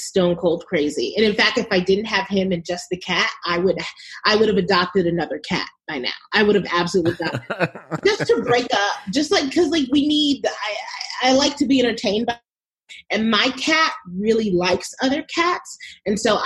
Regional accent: New York, United States; moved away as an adult; also born or lived in Chicago; now in California, United States; I'm from New York, but I live in California

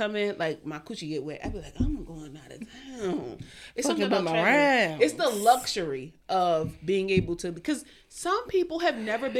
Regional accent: Baltimore, Maryland, United States; My mama was raised on, like, in the projects of East Baltimore.

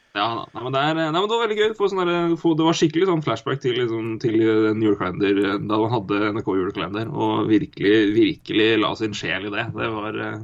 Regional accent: Elverum, Innlandet, Norway; also born or lived in Oslo; Jeg og søstera mi har ganske mye skitt stæsja hjemme i Elverum.

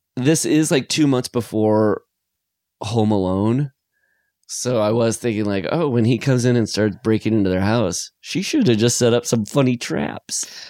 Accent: Iowa, United States; I'm from Iowa

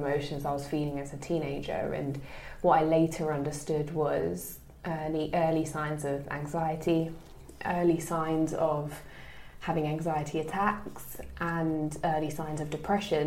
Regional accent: London, United Kingdom; I'm originally from East London, born and bred

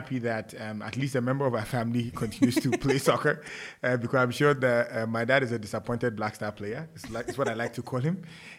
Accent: Ghana; Life in Ghana has been exciting. I had a quintessential parent.

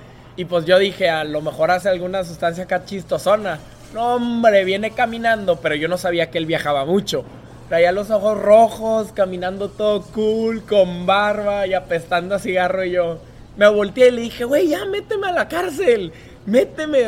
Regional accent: Mexico; moved away as an adult

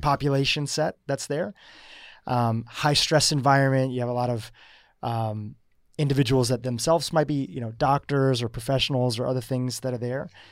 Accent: United States; I'm eating crappy school lunches in America

